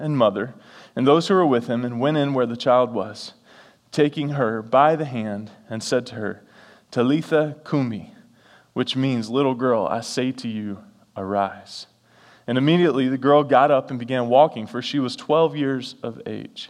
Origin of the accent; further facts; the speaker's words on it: the South, United States; I'm from the South